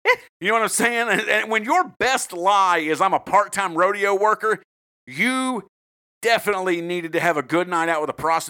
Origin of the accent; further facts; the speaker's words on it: the South, United States; And rodeo worker, I've been to a rodeo. I told you I'm from the South.